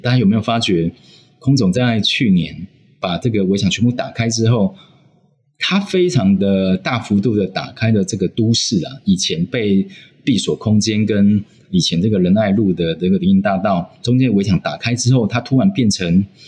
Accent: Taiwan; 身为台湾人

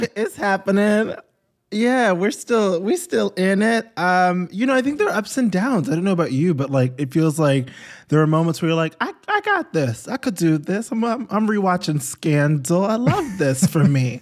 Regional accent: New York, United States; I grew up in New York

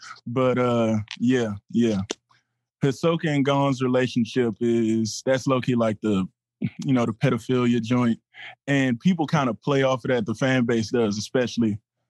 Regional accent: Lafayette, Louisiana, United States; I'm from Lafayette, Louisiana.

